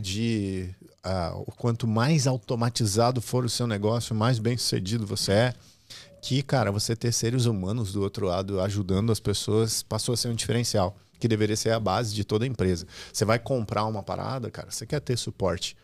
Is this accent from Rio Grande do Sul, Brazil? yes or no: yes; Restinga Seca, Rio Grande do Sul, Brazil; moved away as an adult; also born or lived in Santa Maria; eu venho do interior do Rio Grande do Sul, de uma cidade chamada Restinga Seca, 13 mil habitantes. Eu morava no interior dessa cidade